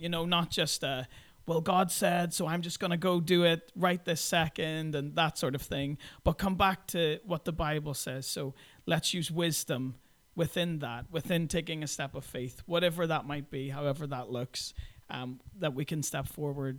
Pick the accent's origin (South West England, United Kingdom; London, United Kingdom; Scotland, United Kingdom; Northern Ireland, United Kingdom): Northern Ireland, United Kingdom; Belfast; moved away as an adult; also born or lived in Brooklyn, New York / Krasnoyarsk, Russia; I'm originally from Belfast in Northern Ireland.